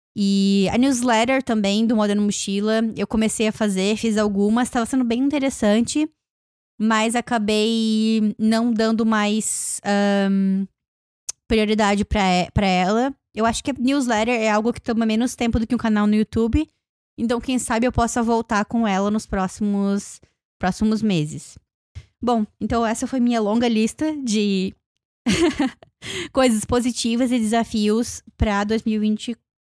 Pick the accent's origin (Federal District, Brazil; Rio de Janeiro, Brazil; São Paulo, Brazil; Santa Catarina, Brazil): Santa Catarina, Brazil; Joinville; now in Toronto, Canada; lá na minha cidade, quando eu fui viajar para Joinville